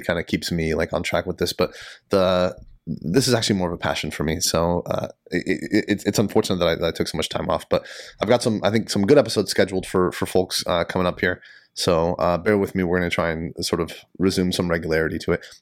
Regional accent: San Diego, California, United States; now in Sacramento, United States; I'm from San Diego, and, you know, to me, it, growing up in San Diego

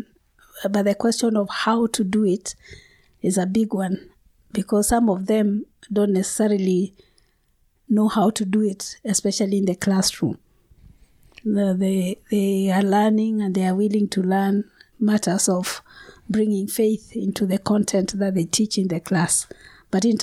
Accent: Kenya; I come from Kenya

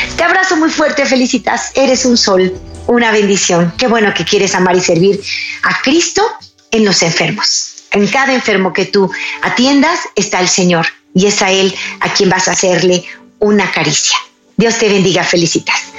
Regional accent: Mexico; en mi país, en Chiapas

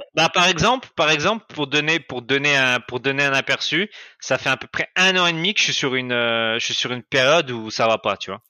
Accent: France; moved away as an adult; now in Cambodia; moi, je viens de France

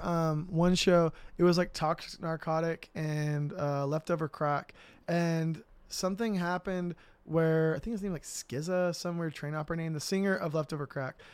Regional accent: Riverside, California, United States; also born or lived in Corona, California; I'm from Riverside, but I moved to Corona from third grade to, like, basically right before sixth grade.

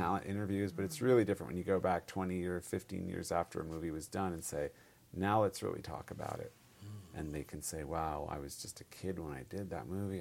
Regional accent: Bay Area, California, United States; moved away as an adult; also born or lived in Stanford / Los Altos / Cupertino / San Jose; I'm born and raised in the Bay Area

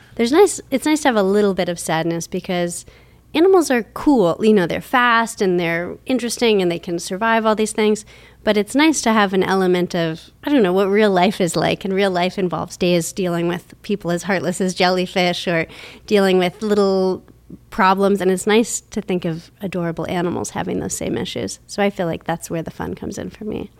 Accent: Minnesota, United States; also born or lived in Portland, Oregon / Toronto, Canada; now in Pittsburgh, United States; I grew up mostly in Minnesota

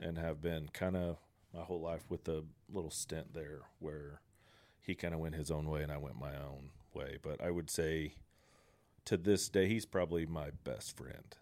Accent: Coweta, Oklahoma, United States; also born or lived in Texas; I'm a born and raised Coweta guy

